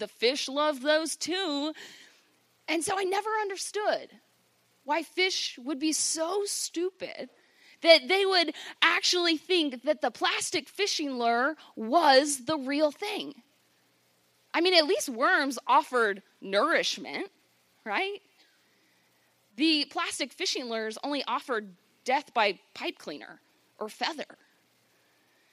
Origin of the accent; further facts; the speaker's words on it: Virginia, United States; I grew up on the Chesapeake Bay in Virginia with my family